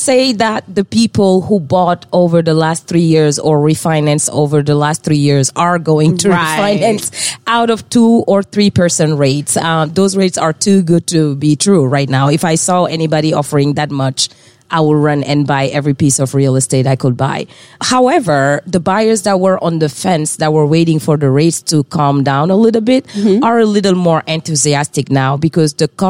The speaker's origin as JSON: {"language": "English", "country": "France", "tie": "born or raised there", "also_born_or_lived": "West Africa", "second_language": "English", "moved": "as an adult", "said": "I tend to joke that I am from the South, South, South, which is Africa. Born and raised in West Africa. Grew up in France where I studied until undergrad. Moved here in 2008."}